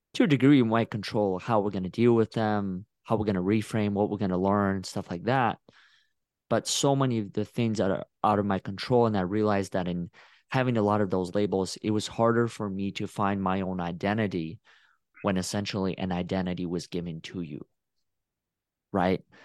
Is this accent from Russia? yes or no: yes; Russia; now in Texas, United States; I just say from Russia